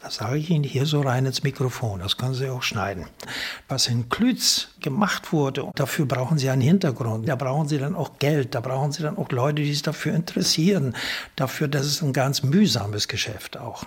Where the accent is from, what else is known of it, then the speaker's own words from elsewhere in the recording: Krakow am See, Mecklenburg-Vorpommern, Germany; Krakow am See, meiner Heimatstadt